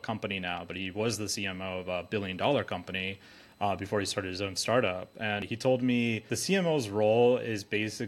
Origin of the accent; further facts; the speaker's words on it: Alaska, United States; born and raised in Alaska